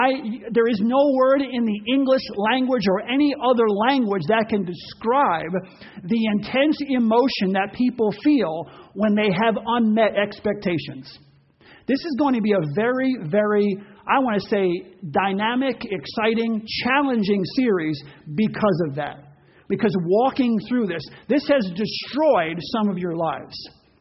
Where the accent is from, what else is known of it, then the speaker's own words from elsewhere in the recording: Ocean Grove, New Jersey, United States; Part of my growing up was in Ocean Grove, New Jersey, which bordered on Asbury Park.